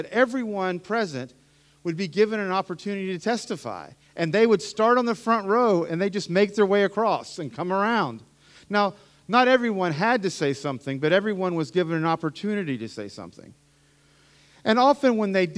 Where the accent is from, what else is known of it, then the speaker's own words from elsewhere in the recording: Appalachia, United States; I grew up in the mountains, right? I'm an Appalachian American. I went to an Appalachian Pentecostal church